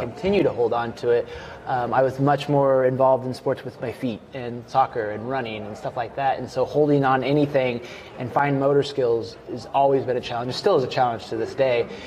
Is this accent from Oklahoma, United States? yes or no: no; Kansas, United States; moved away as an adult; also born or lived in Greece; now in Salem, Oregon, United States; I was born in Greece, and then uh, grew up in Kansas